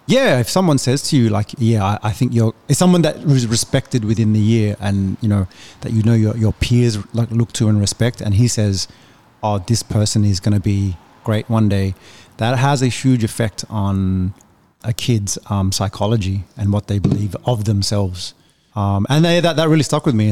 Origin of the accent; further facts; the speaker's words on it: Australia; also born or lived in Indonesia; I'm from Australia